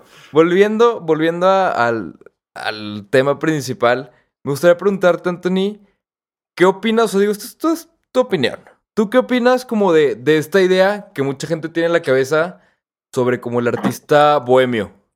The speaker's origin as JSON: {"language": "Spanish", "country": "Mexico"}